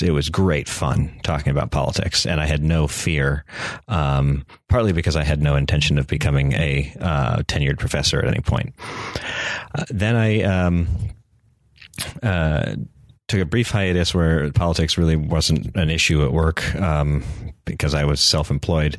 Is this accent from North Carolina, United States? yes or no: yes; North Carolina, United States; I was from North Carolina